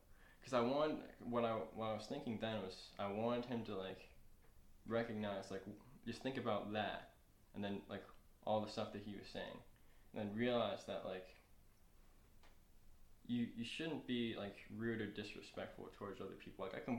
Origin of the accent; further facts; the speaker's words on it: New York, United States; I'm from New York too, like, and just like, nah, and you're just one of these poor Boston kids too.